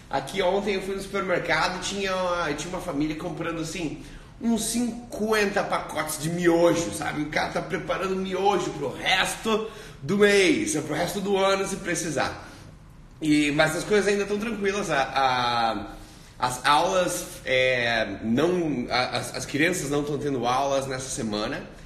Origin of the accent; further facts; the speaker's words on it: South Region, Brazil; now in Australia; É, eu sou do sul do Brasil, mas está tá morando na Austrália.